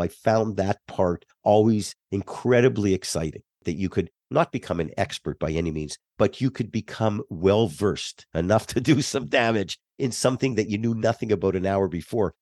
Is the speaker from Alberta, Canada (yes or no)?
no; Laval, Quebec, Canada; moved away as an adult; also born or lived in Montreal; now in United States; I grew up in a suburb of Montreal. Uh, Montreal's an island, so I lived on the island just north of Montreal, called Laval